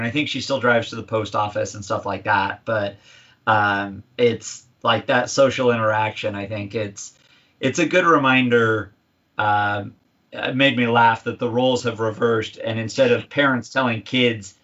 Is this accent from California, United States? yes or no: yes; California, United States; moved away as an adult; also born or lived in Central Indiana; now in Indiana, United States; we talk about being Californian Hoosiers, because while we're both from California and our roots are still there, we've grown and blossomed and started our family here